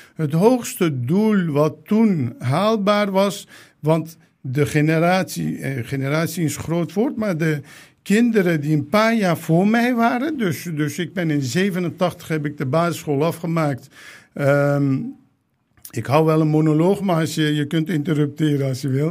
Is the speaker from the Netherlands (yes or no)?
yes; 's-Hertogenbosch, North Brabant, Netherlands; Dutch is a second language; moved away as an adult; also born or lived in Turkey / The Hague; ik ben in Den Bosch opgegroeid